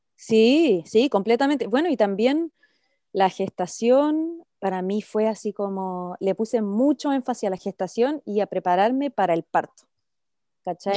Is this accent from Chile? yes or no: yes; Chile; moved away as an adult; now in Australia; yo emigré fuera de Chile hace casi nueve años, nos vinimos a Australia a probar suerte